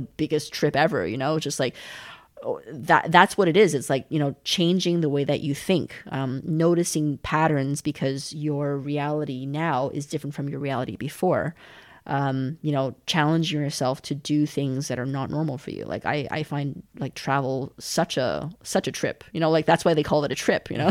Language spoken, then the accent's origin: English; Calgary, Alberta, Canada; moved away as an adult; also born or lived in China / Montreal; now in Berlin, Germany; I was born in China. We moved to Canada when I was six, and I grew up in in Calgary, in the western part of Canada, uh, lived there for twelve years